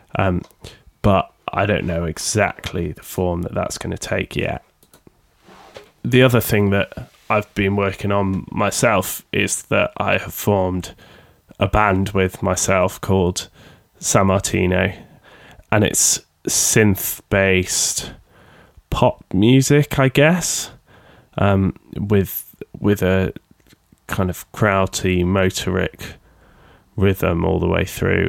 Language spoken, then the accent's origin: English; Sheffield, Yorkshire and the Humber, United Kingdom; accent: Sheffield; a record label based in Sheffield in the U K, if you can tell by my accent